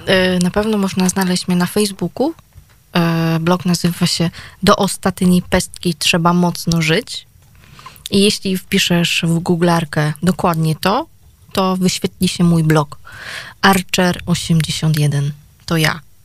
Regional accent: Gliwice, Silesian Voivodeship, Poland; u nas w Gliwicach

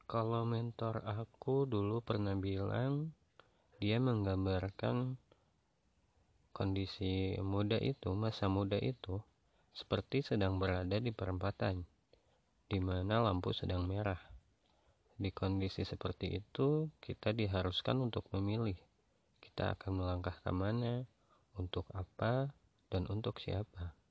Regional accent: Bandung, West Java, Indonesia; kemarin yang paling dekat itu di kota aku sendiri yaitu di Bandung

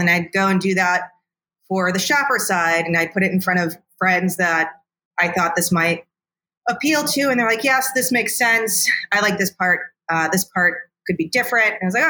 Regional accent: Midwest, United States; It's good to be a nice person as a Midwesterner. Yeah. Like it's like beat into me.

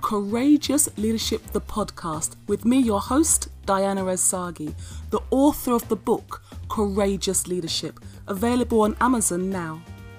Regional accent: Nigeria; now in United Kingdom; I'm from Nigeria originally

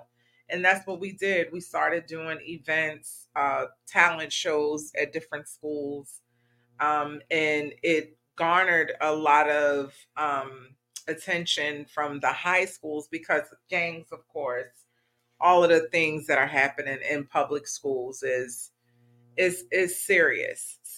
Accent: Baltimore, Maryland, United States; Baltimore, Maryland, which is my hometown

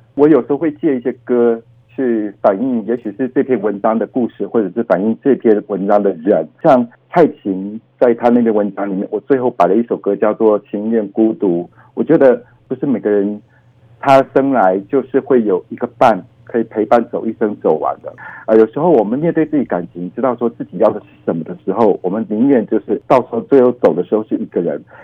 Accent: Taiwan; 我是一个在台湾出生长大的人，那我的父亲的原生地是在大陆

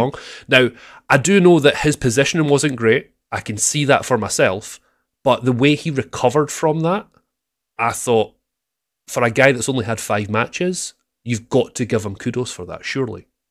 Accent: Scotland, United Kingdom; I'm the Scottish sweetheart

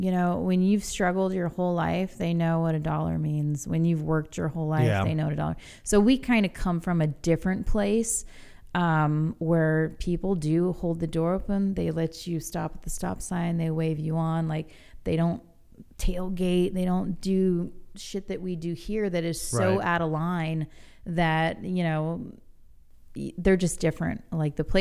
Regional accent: East Coast, United States; moved away; I was a little kid. I was from the East Coast

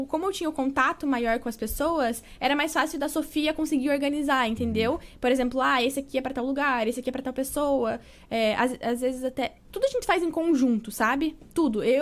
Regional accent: Salvador, Bahia, Brazil; born there; also born or lived in Curitiba; eu nasci em Salvador, na Bahia.

